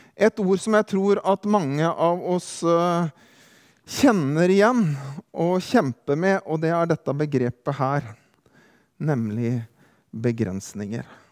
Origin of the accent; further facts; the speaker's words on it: Drangedal, Telemark, Norway; moved away; hjemme i hjembygda mi i Kroken, Neslandsvatn, Drangedal